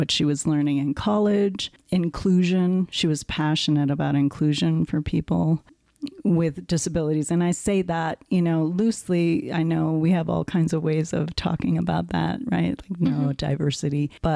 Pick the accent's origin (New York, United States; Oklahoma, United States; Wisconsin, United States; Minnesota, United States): Wisconsin, United States; moved away as an adult; now in Colorado, United States; I grew up in Wisconsin